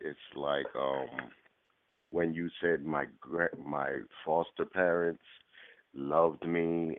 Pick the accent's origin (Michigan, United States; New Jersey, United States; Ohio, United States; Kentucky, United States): New Jersey, United States; Camden; also born or lived in Puerto Rico; Well, I was born in Puerto Rico, but I came to the United States when I was three. I have no recollection of knowing my parents. I don't know who my parents are. You know, I was raised in Camden, New Jersey by foster parents.